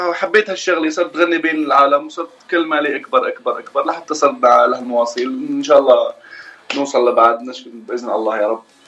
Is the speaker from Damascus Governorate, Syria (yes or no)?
no; Fairouzeh, Homs Governorate, Syria; moved away as an adult; now in United States; من سوريا مولود حمص آه، ريف حمص ضيعه اسمها فيروزي